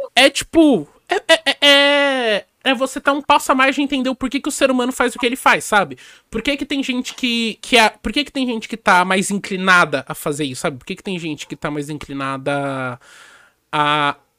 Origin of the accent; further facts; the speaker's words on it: São Paulo, Brazil; eu nasci em São Paulo